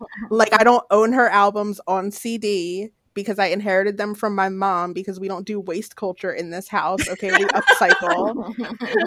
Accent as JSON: {"language": "English", "town": "Paulsboro", "region": "New Jersey", "country": "United States", "tie": "born or raised there", "said": "in my hometown"}